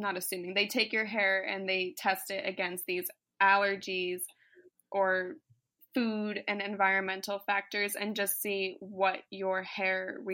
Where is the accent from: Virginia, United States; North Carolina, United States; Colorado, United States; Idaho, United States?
Virginia, United States; also born or lived in Tennessee; now in San Diego, United States; But my family lives in the Midwest, and I grew up in Virginia and Tennessee, and I didn't even get bit back when I lived over there.